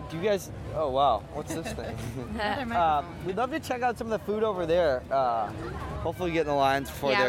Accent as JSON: {"language": "English", "town": "Madison", "country": "United States", "tie": "born or raised there", "also_born_or_lived": "Minneapolis", "moved": "yes", "said": "I grew up in Madison."}